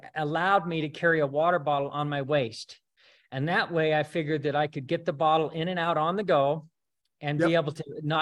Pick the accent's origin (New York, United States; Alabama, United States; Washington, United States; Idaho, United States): Idaho, United States; Rexburg; I grew up in Rexburg